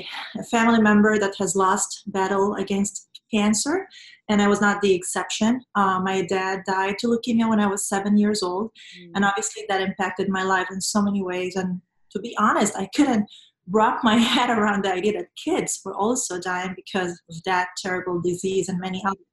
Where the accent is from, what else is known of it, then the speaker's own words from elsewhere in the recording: Venezuela; moved away as an adult; I was born and raised in Venezuela